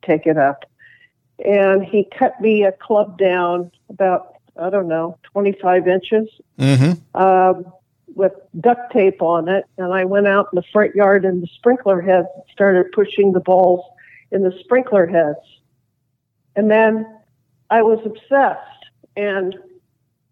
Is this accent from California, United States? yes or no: yes; Los Angeles, California, United States; being a tomboy on the street that I grew up in the West LA area